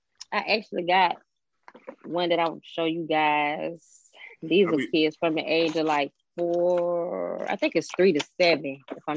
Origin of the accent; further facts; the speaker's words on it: Columbia, South Carolina, United States; now in Atlanta, United States; So once I moved from Columbia, South Carolina, and moved to Atlanta, Georgia in 2003